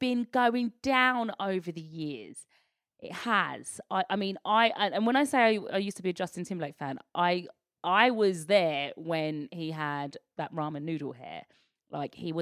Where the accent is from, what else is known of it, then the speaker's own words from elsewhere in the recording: United Kingdom; as a Brit